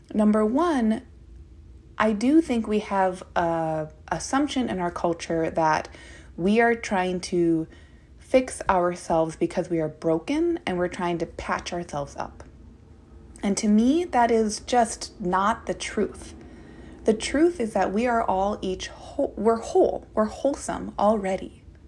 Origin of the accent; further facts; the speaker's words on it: Minnesota, United States; now in Portland, United States; I am a Minnesotan